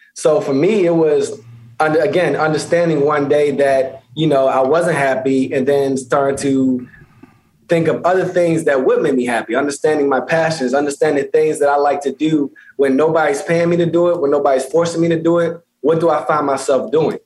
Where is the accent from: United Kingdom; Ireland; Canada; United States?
United States; Baltimore, Maryland; moved away; also born or lived in Pennsylvania; originally Baltimore, Maryland, and uh, went to high school in Pennsylvania.